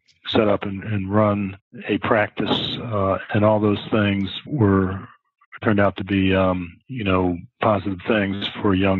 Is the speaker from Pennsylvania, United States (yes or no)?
yes; Philadelphia, Pennsylvania, United States; moved away; also born or lived in Houston; I was born and raised in Philadelphia